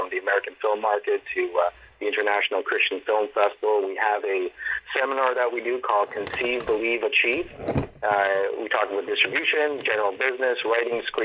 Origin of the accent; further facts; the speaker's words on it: Montreal, Quebec, Canada; moved away as an adult; now in Toronto, Canada; I'm originally from Montreal. You know, I've been involved in film and theater for a number of years, close to over 25 years I've been in film and in theater. It's a multicultural city, and I've learned a lot growing up in Montreal